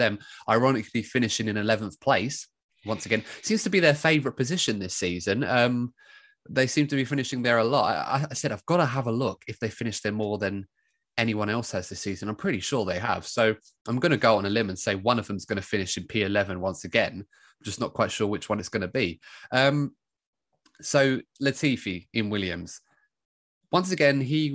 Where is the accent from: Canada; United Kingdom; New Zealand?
United Kingdom; England; being English